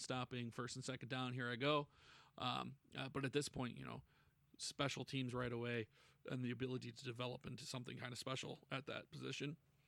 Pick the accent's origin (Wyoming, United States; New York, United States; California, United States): New York, United States; Buffalo; in my hometown here, the Buffalo